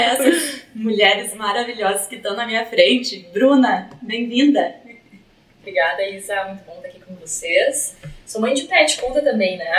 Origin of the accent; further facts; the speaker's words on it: Três Passos, Rio Grande do Sul, Brazil; moved away; eu sou de Três Passos